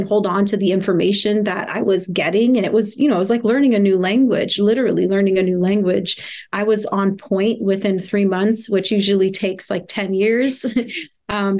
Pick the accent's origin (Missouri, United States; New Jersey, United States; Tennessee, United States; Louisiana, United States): Missouri, United States; Kansas City; I was born in Kansas City, Missouri.